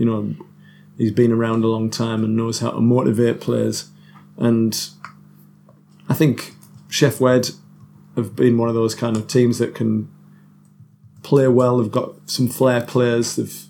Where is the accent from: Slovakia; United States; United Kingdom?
United Kingdom; Stockton-on-Tees, North East England; born there; it's a sold out little show in Stockton. I always like to play in the place where I was born. I was born in North Tees Hospital.